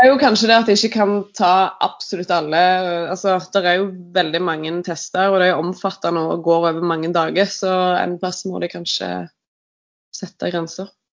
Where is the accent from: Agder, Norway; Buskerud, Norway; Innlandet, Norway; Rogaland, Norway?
Rogaland, Norway; now in Asker, Norway; Jeg er opprinnelig fra Rogaland, men bor nå i Asker